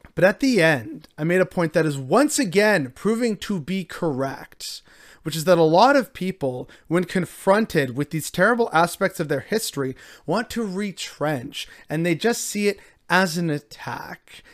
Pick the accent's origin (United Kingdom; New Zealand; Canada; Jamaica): Canada